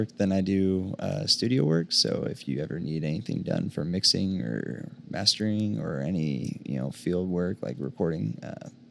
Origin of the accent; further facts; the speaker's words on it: Southern California, United States; now in Oklahoma City, United States; I grew up in SoCal.